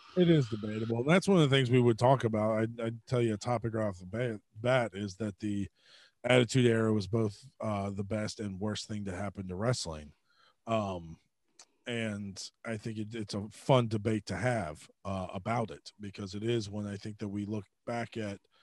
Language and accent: English; Georgia, United States; growing up in Georgia